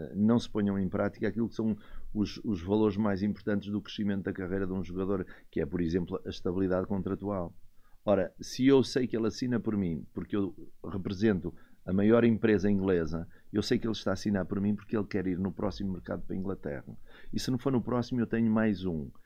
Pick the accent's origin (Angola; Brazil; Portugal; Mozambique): Portugal; Viana do Castelo, Norte; moved away; Um tipo que vem lá de cima de Viana do Castelo